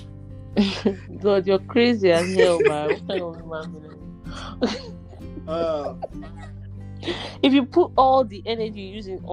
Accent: Port Harcourt, Rivers State, Nigeria; now in Abuja, Nigeria; I'm a PH girl too

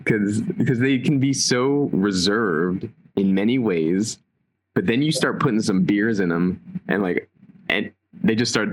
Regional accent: United States; accent: American English; hears me speaking American English, or hears me being an American

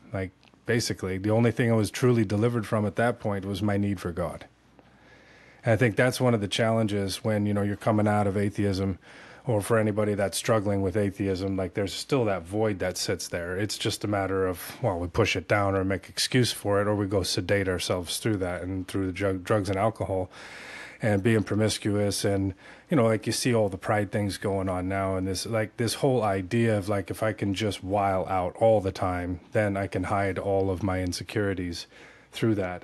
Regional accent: California, United States; moved away as an adult; also born or lived in South Florida; now in Tennessee, United States; I was born and raised in Cali

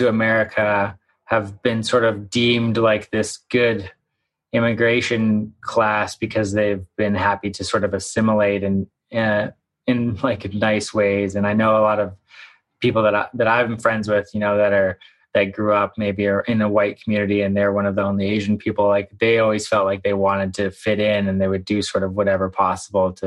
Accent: Victoria and Vancouver, British Columbia, Canada; I spent a lot of time growing up in Victoria and Vancouver

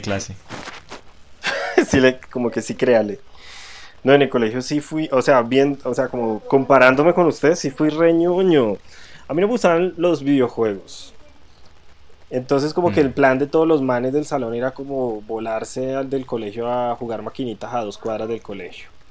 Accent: Granada, Colombia; born or raised there; now in Bogotá, Colombia

